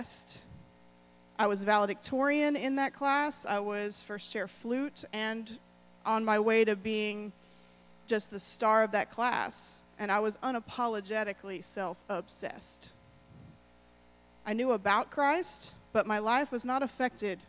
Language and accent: English; Lone Oak, Texas, United States; also born or lived in Greenville, Texas; I was born in Northeast Texas in a town called Greenville. And I soon moved to Lone Oak, Texas